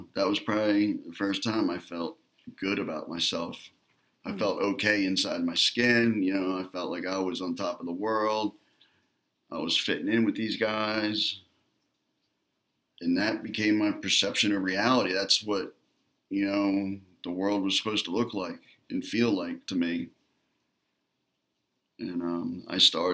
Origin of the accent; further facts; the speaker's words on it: Atlantic City, New Jersey, United States; I grew up in Atlantic City, New Jersey